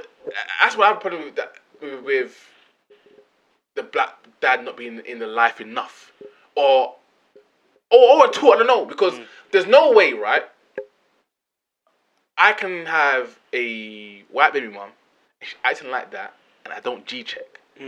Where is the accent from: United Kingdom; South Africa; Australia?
United Kingdom; England; I'm British, Jamaican, from England.